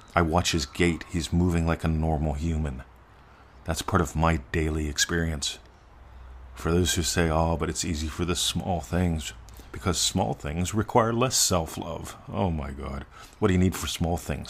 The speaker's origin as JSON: {"language": "English", "country": "United States", "moved": "as an adult", "lives_now": "Australia", "said": "being an American semi-expat and an Australian resident"}